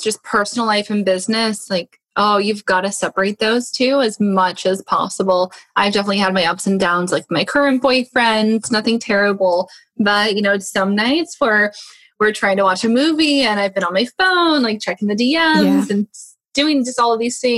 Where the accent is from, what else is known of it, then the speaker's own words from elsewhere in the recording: Portland, Oregon, United States; moved away as an adult; now in Seattle, United States; I was born and raised in Portland, Oregon, which is pretty close